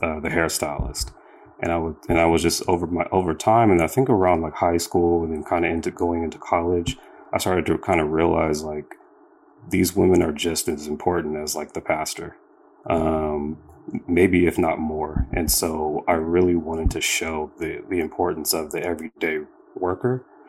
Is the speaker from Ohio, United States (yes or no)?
no; Sacramento, California, United States; I grew up in Sacramento